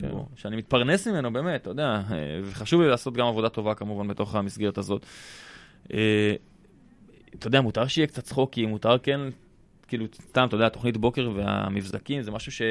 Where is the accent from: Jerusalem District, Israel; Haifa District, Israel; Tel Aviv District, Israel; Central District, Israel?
Jerusalem District, Israel; Jerusalem; גדלתי בבית דתי. בירושלים